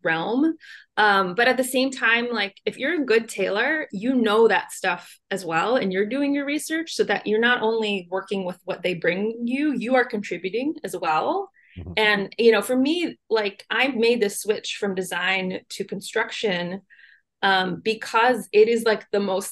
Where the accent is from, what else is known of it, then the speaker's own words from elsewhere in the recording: Central Ohio, United States; moved away; also born or lived in Miami; I grew up in Central Ohio